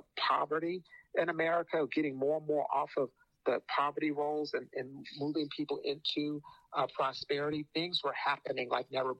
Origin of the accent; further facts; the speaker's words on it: Phoenix, Arizona, United States; I'm from Phoenix, and the expression we used to use out in Phoenix